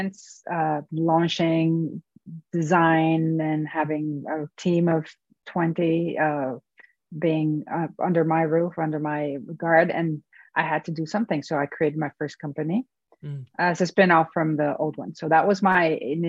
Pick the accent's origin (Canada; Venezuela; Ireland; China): Venezuela; moved away as an adult; now in United States; I went to Caracas to work and to go back to my home country